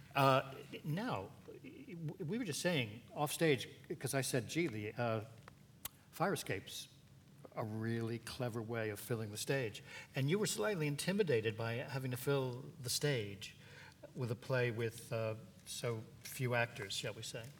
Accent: New York, United States; I'm a New Yorker like Stephen

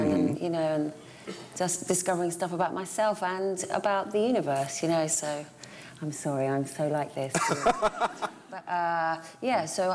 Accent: United Kingdom; growing up in Hazy Middlesex

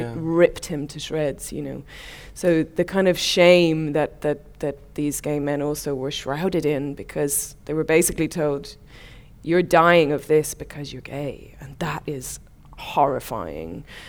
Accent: Ireland; especially I'm Irish, you know, the gallows humour

